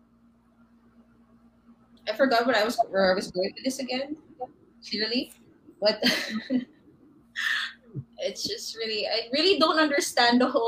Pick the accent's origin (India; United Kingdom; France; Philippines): Philippines; Davao City, Davao Region; moved away; I'm actually from Davao